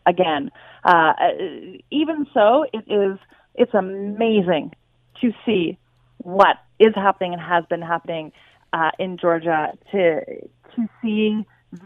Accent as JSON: {"language": "English", "country": "Canada", "moved": "yes", "lives_now": "United States", "said": "I'm a Canadian living in America"}